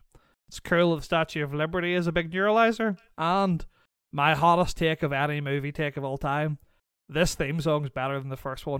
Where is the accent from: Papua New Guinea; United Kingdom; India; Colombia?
United Kingdom; Northern Ireland; moved away; I was raised in Northern Ireland